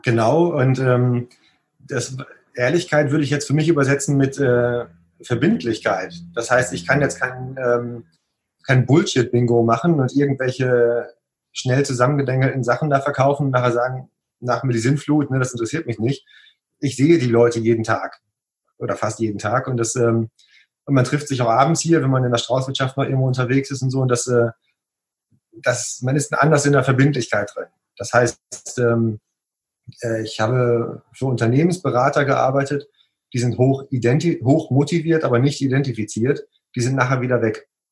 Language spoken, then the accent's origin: German; Münsterland, North Rhine-Westphalia, Germany; moved away as an adult; now in Oberwesel, Germany; Gebürtig komme ich tatsächlich nicht hierher